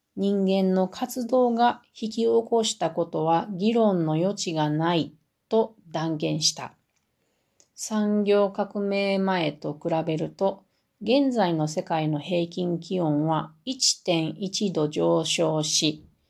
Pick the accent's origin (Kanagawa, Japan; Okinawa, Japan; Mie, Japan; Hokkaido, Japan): Mie, Japan; 私のふるさとの三重県